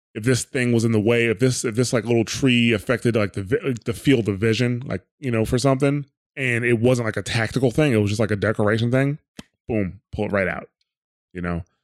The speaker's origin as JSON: {"language": "English", "region": "New Jersey", "country": "United States", "said": "I'm from New Jersey"}